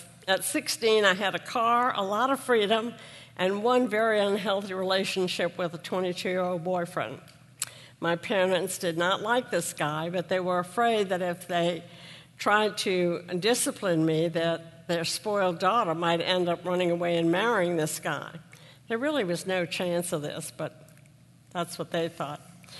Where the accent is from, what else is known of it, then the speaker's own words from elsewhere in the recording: New Orleans, Louisiana, United States; I grew up in New Orleans, and my family, I had two older brothers, a mom and a dad, and a really loving family. Our family was only very casual about religion.